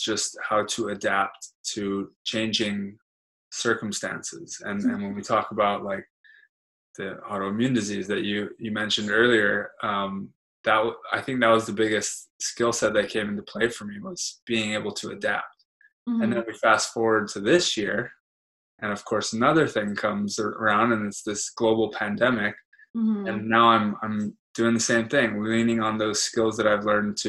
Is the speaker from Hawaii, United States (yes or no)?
yes; Hawaii, United States; growing up in Hawaii